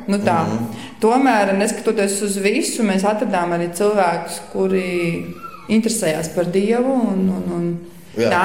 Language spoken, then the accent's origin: Latvian; Latvia; Tā ir mana dzimtene. Esmu ļoti priecīga dzīvot šeit, būt šeit.